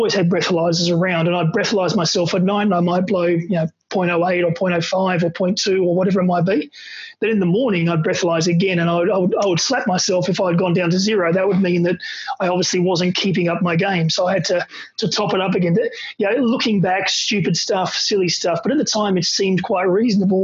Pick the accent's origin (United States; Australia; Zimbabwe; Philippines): Australia; being an Aussie and when you're from Australia